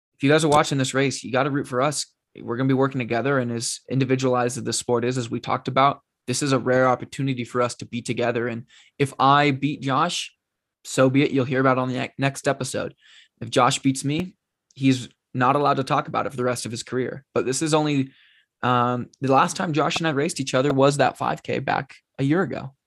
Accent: Oregon, United States; born and raised in Oregon

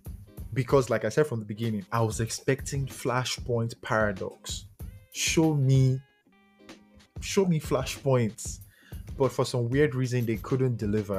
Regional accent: Nigeria; I'm a Nigerian

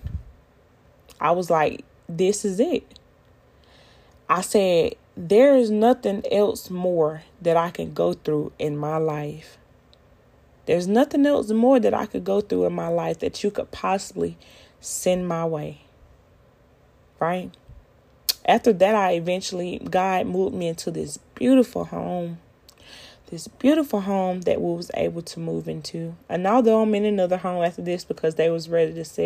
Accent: Americus, Georgia, United States; moved away as an adult; also born or lived in Florida; where I'm from, the small city of Americus, Georgia, baby, it ain't nothing but like 2-3 hotels

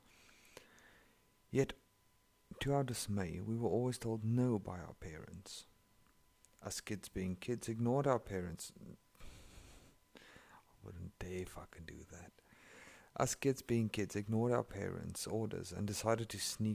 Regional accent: South Africa; first language Afrikaans; English is a second language; I'm from South Africa and that's my home language. My mother tongue is Afrikaans.

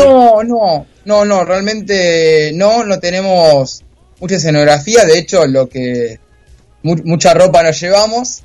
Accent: Zona Norte, Buenos Aires Province, Argentina; yo soy de zona norte, ahora estoy viviendo en Olivos

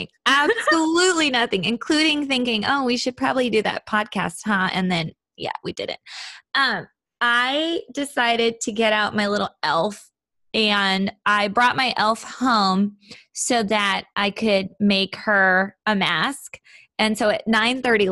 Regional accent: Seattle, Washington, United States; moved away; I grew up in Seattle

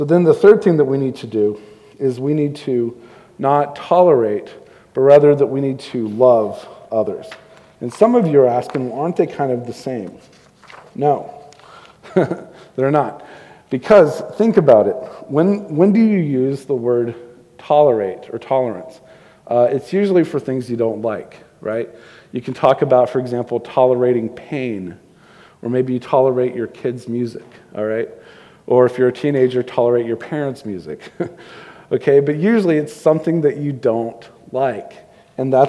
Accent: Houston, Texas, United States; moved away; I grew up in Houston

